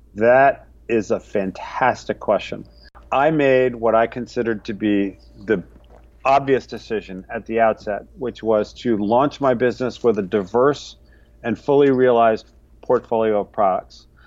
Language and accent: English; New England, United States; moved away as an adult; now in New York City, United States; I learned to make pickles with my family growing up in New England. We spent the summers in Vermont